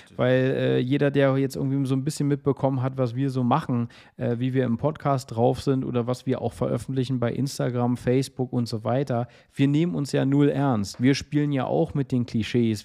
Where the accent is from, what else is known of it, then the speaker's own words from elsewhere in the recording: Berlin, Germany; ich bin ja Berliner, also wirklich hier auch geboren und groß geworden